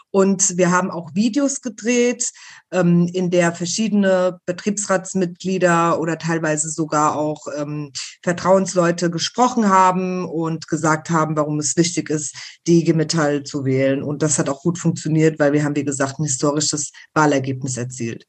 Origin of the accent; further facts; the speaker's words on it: Rüsselsheim, Hesse, Germany; engagiere mich deswegen auch hier im, im spanischen Verein bei uns in Rüsselsheim